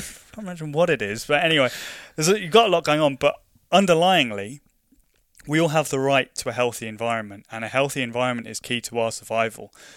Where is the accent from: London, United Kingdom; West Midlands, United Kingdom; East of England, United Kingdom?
London, United Kingdom; moved away as an adult; now in Scotland, United Kingdom; I grew up in London, and growing up in London